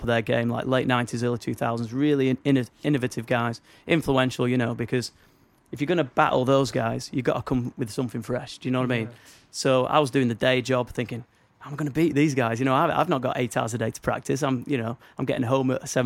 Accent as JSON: {"language": "English", "region": "Northern England", "country": "United Kingdom", "accent": "Northern English"}